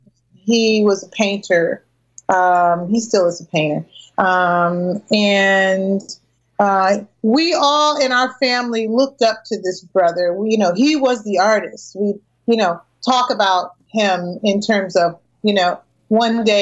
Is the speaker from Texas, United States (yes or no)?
no; Springfield, Massachusetts, United States; I'm from Springfield, Mass